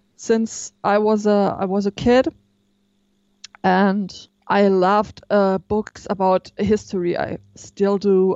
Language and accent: English; near Stuttgart, Baden-Württemberg, Germany; I'm from the south of Germany, um, nearby Stuttgart.